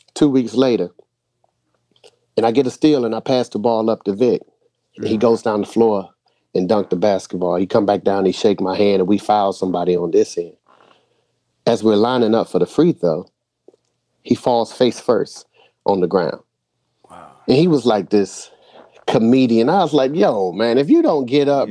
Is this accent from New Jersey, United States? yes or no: no; Boston, Massachusetts, United States; moved away; also born or lived in North Carolina; originally I was from Boston, so I grew up in the same housing project as … before I moved to North Carolina.